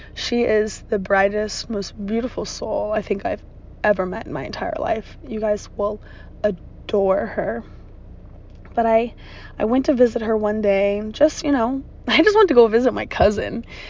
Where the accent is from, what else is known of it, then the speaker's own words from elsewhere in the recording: Virginia, United States; born and raised in Virginia. I've lived here most of my life.